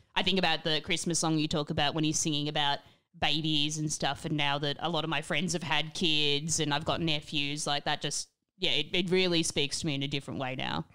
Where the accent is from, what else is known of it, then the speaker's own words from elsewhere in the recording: Australia; growing up in Australia